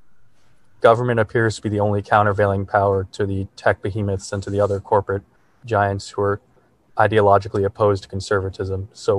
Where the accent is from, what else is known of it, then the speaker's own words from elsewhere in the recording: New York, United States; I'm a senior poli sci major. And I'm from New York, so I think I live near you, Saurabh.